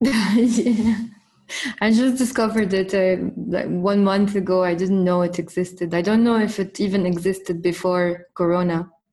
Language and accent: English; Cairo, Cairo Governorate, Egypt; moved away as an adult; now in Beirut, Lebanon; I was born in Cairo in uh, 1988, and uh, I lived in Cairo all my life. And then I moved to Beirut when I was 27